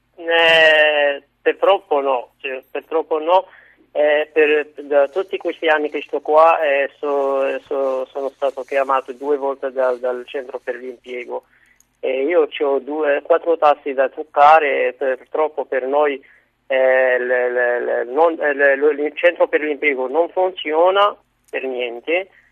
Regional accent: Morocco; now in Italy; vengo dal Marocco

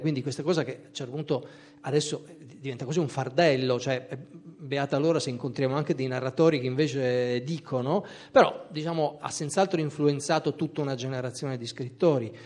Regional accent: Trieste, Friuli-Venezia Giulia, Italy; moved away; also born or lived in Pordenone; nonostante il mio congruo numero di anni trascorsi a Pordenone, non sono di Pordenone, ma sono di Trieste

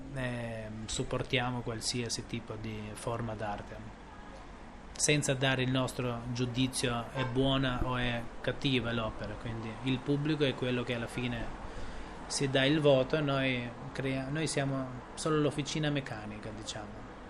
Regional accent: Tirana, Tirana County, Albania; io sono cresciuto qua a Tirana

